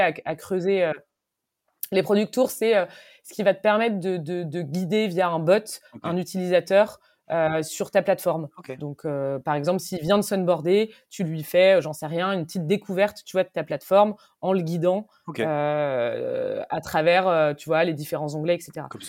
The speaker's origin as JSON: {"language": "French", "region": "Brittany", "country": "France", "said": "je suis bretonne"}